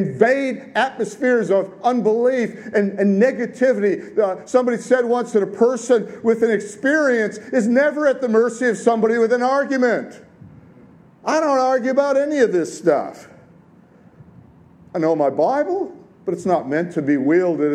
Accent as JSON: {"language": "English", "town": "Detroit", "region": "Michigan", "country": "United States", "tie": "born or raised there", "said": "I grew up in the 60s and the 70s in Detroit"}